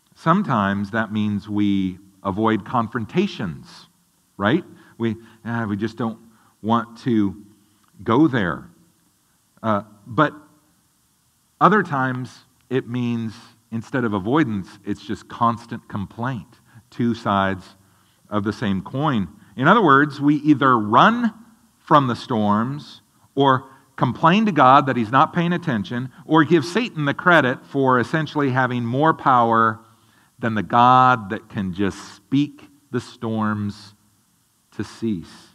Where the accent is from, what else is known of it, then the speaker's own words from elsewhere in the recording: the Northwest, Pacific Northwest, United States; growing up in the Northwest